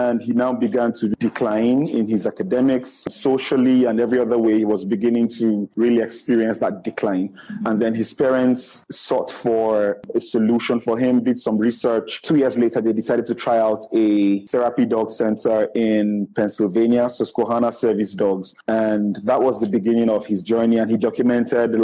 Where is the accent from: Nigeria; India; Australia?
Nigeria; I'm a Nigerian